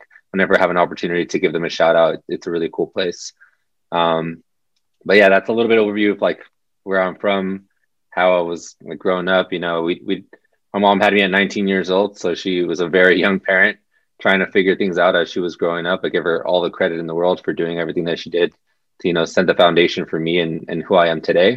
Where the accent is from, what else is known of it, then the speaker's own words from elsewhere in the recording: Southern California, United States; So I'm from Southern California. My family is Mexican, Mexican American